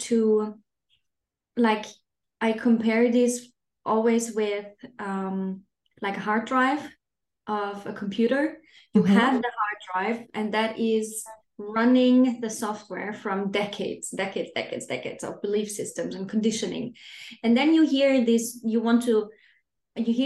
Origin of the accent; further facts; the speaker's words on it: Austria; moved away as an adult; now in Denmark; I'm not originally from Denmark. I live here with my family. I'm originally from Austria